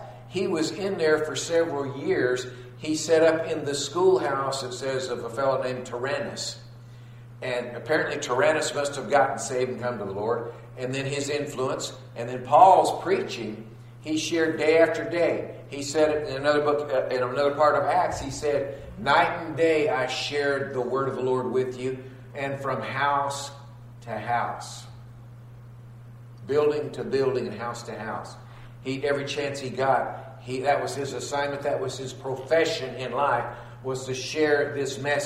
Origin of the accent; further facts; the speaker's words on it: Texas, United States; I'm from the South, grew up in Texas